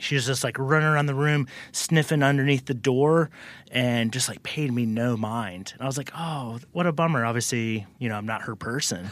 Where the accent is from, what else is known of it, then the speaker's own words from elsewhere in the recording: the South, United States; I was born and raised in the South